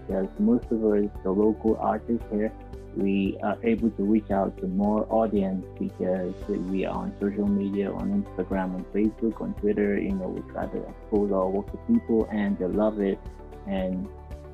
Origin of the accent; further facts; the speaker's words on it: Nigeria; being a Nigerian artist